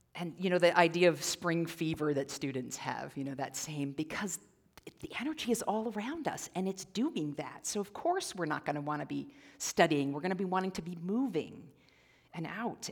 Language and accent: English; Midwest, United States; now in Central Oregon, United States; I'm actually from the Midwest originally, and we had the fireflies, which we don't have on the west side of the Rockies